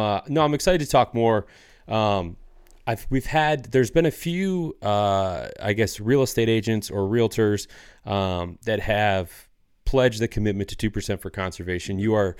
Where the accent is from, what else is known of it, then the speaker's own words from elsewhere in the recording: Michigan, United States; I grew up in Northern Michigan in a, you know, fairly small rural community. So like that was a big part of my upbringing.